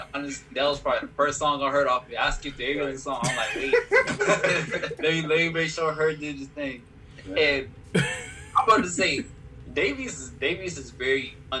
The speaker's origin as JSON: {"language": "English", "town": "Harlem", "region": "New York", "country": "United States", "said": "I'm just a creep because I'm from Harlem"}